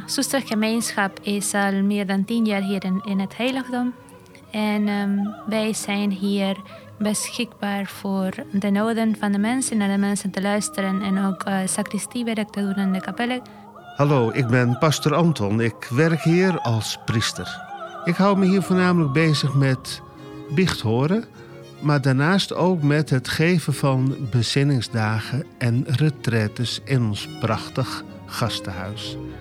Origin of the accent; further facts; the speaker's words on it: Argentina; now in Netherlands; Ik kom zelf uit Argentinië.